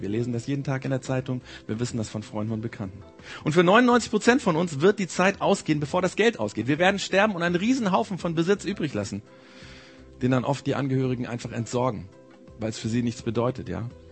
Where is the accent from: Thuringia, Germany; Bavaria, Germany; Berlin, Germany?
Bavaria, Germany; bei uns in Bayern